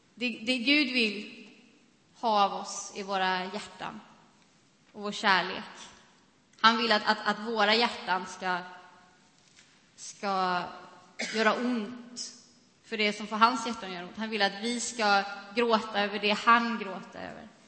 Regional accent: Sweden; vi som svenskar

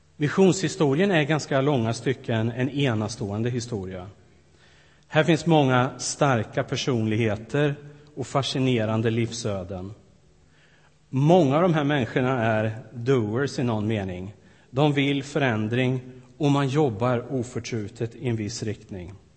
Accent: Sweden; moved away as an adult; ett antal år hemma i Sverige nu

